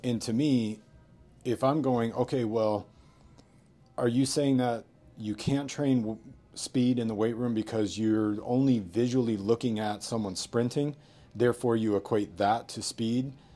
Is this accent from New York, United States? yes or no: yes; New York, United States; moved away as an adult; now in Vancouver, Canada; growing up in New York